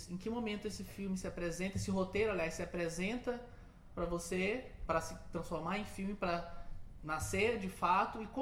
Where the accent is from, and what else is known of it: Maranhão, Brazil